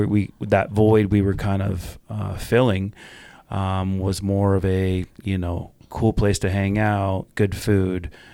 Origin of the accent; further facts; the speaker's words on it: Northern California, United States; I'm from Northern California.